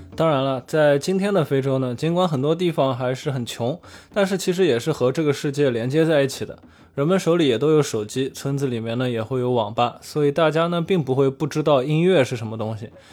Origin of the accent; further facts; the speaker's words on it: China; 我们中国人